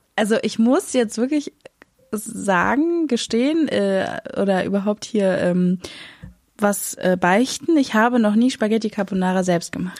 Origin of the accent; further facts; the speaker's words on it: Berlin, Germany; ich bin in Berlin-Moabit aufgewachsen